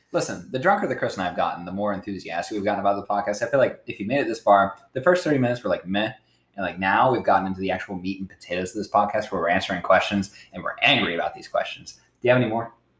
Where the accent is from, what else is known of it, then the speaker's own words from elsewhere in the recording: New Philadelphia, Ohio, United States; moved away; my hometown, which is New Philadelphia, Ohio, you can look it up. Population 14,000.